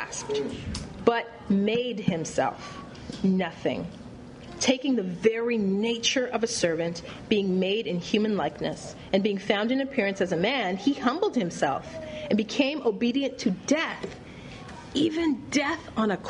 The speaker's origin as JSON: {"language": "English", "country": "Canada", "also_born_or_lived": "Paris / Los Angeles / Chennai", "moved": "yes", "said": "being Canadian and coming from a first world country"}